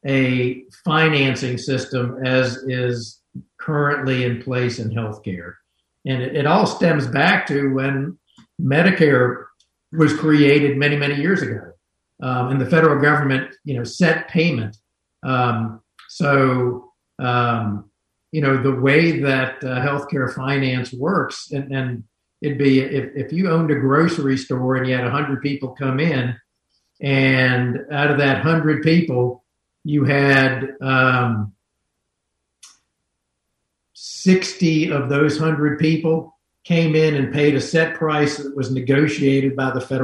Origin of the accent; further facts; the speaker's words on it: North Carolina, United States; growing up in North Carolina